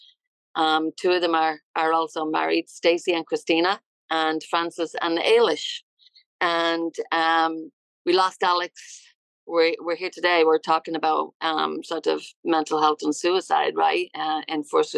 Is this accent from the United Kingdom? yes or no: no; Dublin, Leinster, Ireland; moved away as an adult; now in United States; I'm from Ireland. Yeah, I'm from Dublin, Ireland.